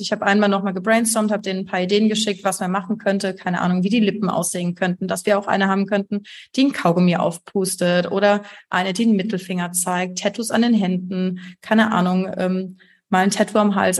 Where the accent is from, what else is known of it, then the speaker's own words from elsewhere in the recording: Heidelberg, Baden-Württemberg, Germany; Ich komme aus Heidelberg